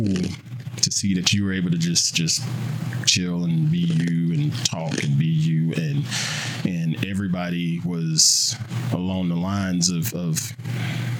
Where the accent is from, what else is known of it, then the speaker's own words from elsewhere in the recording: South Carolina, United States; moved away; back home in South Carolina, in my hometown